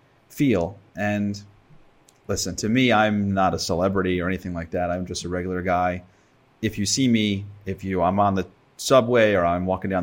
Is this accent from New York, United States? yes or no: yes; Valley Stream, New York, United States; I grew up in Valley Stream. I'm from the South Shore of Long Island